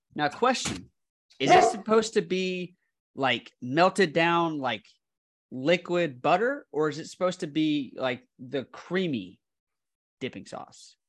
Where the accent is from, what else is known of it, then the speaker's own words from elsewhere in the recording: the South, United States; now in Midwest, United States; as a Southerner in the Midwest